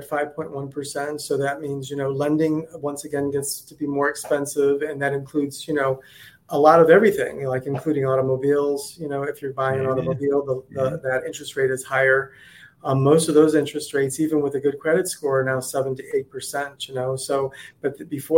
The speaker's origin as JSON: {"language": "English", "region": "Ohio", "country": "United States", "moved": "yes", "lives_now": "Naples, United States", "said": "I'm originally from Ohio"}